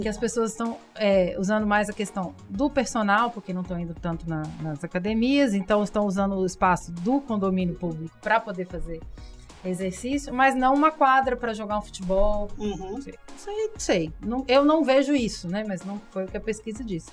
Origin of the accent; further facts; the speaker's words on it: São Paulo, Brazil; moved away as an adult; now in Governador Valadares, Brazil; eu sou de cidade grande, né? Eu sou de São Paulo.